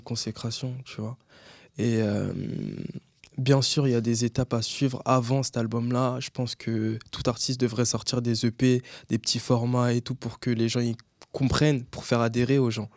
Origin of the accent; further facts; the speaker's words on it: Linas, Île-de-France, France; moved away as an adult; now in Créteil, France; j'ai grandi à Linas dans le 91 avec ma mère